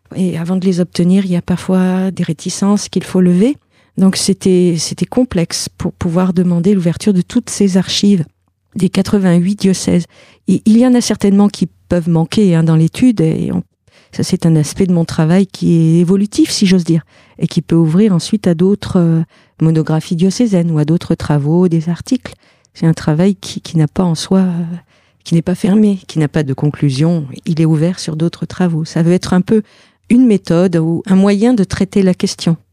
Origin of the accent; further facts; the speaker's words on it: Argentat, Nouvelle-Aquitaine, France; j'ai grandi en, Corrèze, à Argentat